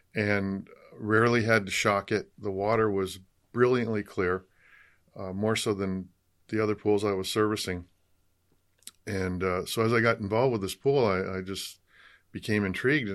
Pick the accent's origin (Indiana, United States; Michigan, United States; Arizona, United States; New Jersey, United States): Michigan, United States; moved away as an adult; also born or lived in Colorado; now in California, United States; I grew up in Michigan